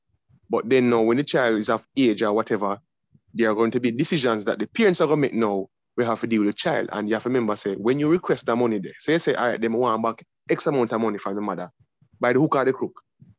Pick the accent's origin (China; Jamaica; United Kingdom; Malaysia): Jamaica; we as Jamaican men